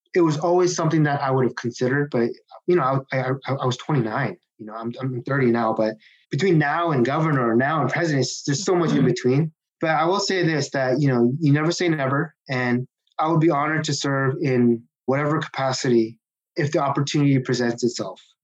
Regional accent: Seattle, Washington, United States; also born or lived in Kirkland, Washington; I grew up in uh, Seattle, Washington

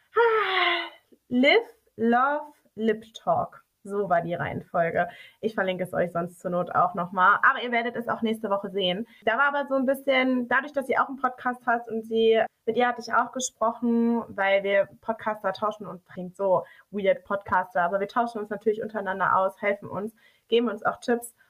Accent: Dortmund, North Rhine-Westphalia, Germany; Wir kommen beide aus Dortmund und wir reden so, wie uns der Mund gewachsen ist

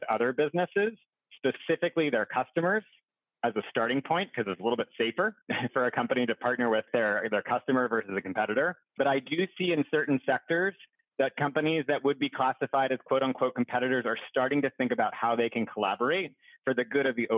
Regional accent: Pittsburgh, Pennsylvania, United States; I'm from Pittsburgh originally

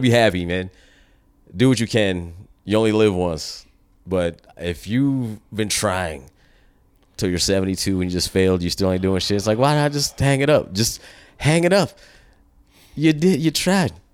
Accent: United States; as an American

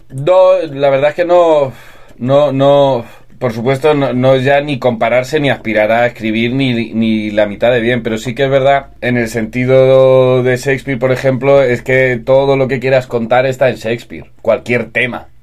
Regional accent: Almansa, Castilla-La Mancha, Spain; moved away as an adult; also born or lived in Alicante; yo soy de Albacete

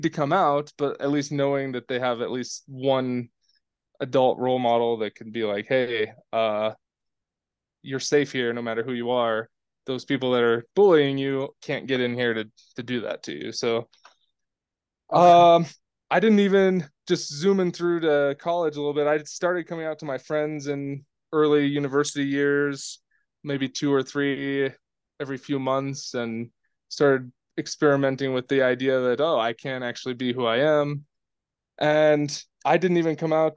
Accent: Oregon, United States; I grew up in a really rural town in Oregon

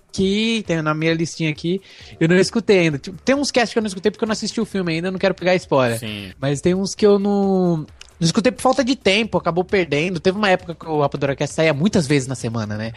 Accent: Guarulhos, São Paulo, Brazil; nasci em Guarulhos mesmo

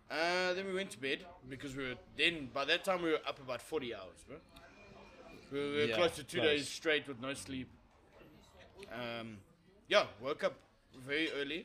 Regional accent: South Africa; As a South African

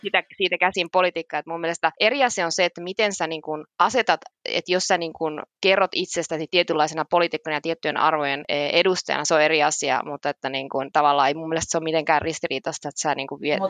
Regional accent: Finland; now in Madrid, Spain; me ollaan Suomesta

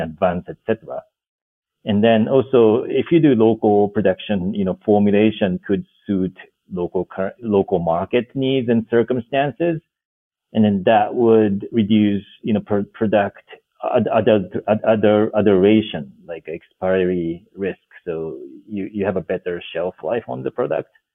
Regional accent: Japan; moved away as an adult; also born or lived in Washington D.C., United States / Senegal; now in Nairobi, Kenya; so I'm originally from Japan, uh, born and grew up grew up on rural rice farm

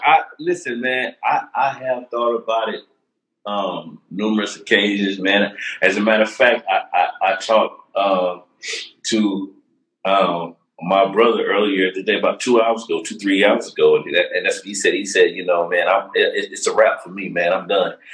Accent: Charlotte, North Carolina, United States; also born or lived in Durham, North Carolina; I'm a Durhamite. You know what I mean? I was raised in Charlotte, but I'm a Durhamite by the heart

